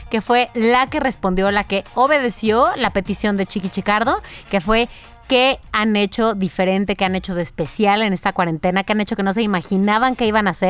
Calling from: Guadalajara, Jalisco, Mexico; de Guadalajara

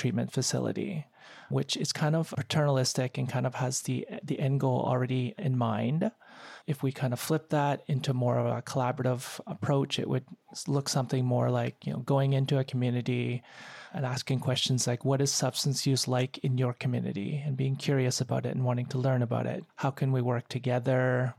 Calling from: Victoria, British Columbia, Canada; And I am joining us from the traditional unceded territory of Esquimalt and Songhees Nations, which is in colonial known as Victoria.

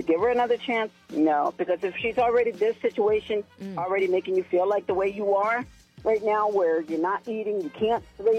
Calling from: Shelbyville, United States

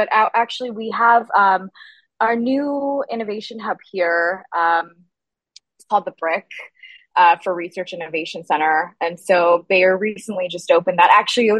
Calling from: Boston, Massachusetts, United States; also born or lived in Berlin; I am actually calling from Boston, but I'm supposed to be based in Berlin, actually. Our entire team is out in Berlin, but I've been in Boston for about a year now. And so I go back and forth.

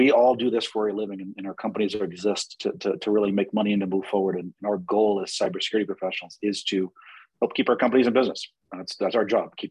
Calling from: Washington, District of Columbia, United States; I'm calling today from the Washington, D.C. area

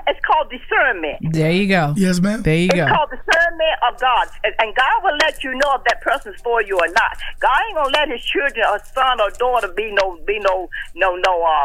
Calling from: Providence, Rhode Island, United States; I'm from Providence, Rhode Island.

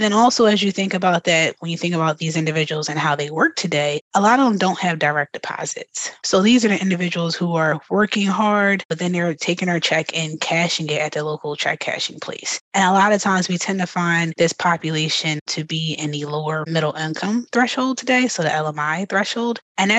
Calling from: Philadelphia, Pennsylvania, United States; I'm actually joining you from Philadelphia today.

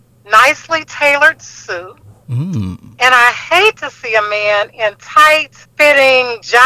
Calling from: Chicago, Illinois, United States; I'm calling from Chicago

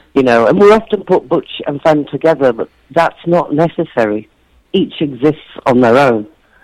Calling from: Bristol, South West England, United Kingdom; I'm talking from Bristol. I did an event last night. I did a book launch in Bristol, the big city in the UK.

